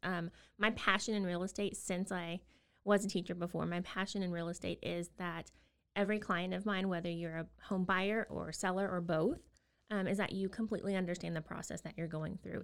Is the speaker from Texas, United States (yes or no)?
yes; Austin, Texas, United States; moved away as an adult; also born or lived in South Korea; now in Waco, United States; we're originally from Austin